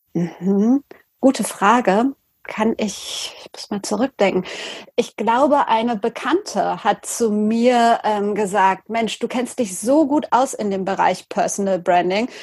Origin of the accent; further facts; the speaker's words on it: Lüdenscheid, North Rhine-Westphalia, Germany; also born or lived in Cologne; für die Lokalzeitung bei uns in Lüdenscheid zu schreiben